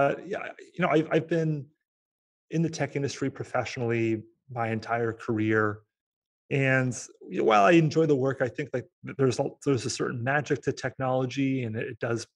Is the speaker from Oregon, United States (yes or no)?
yes; Portland, Oregon, United States; my hometown of Portland, Oregon